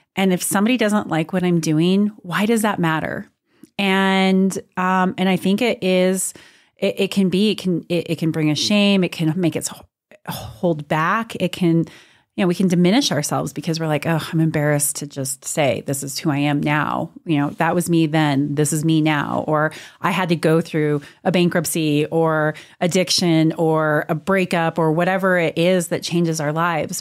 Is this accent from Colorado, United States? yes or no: yes; Montrose, Colorado, United States; moved away as an adult; also born or lived in Austin, Texas; now in Durango, United States; I grew up in Montrose, so I am a Western Slope, Colorado girl at heart. I spent my whole life, born like literally born and raised in the same house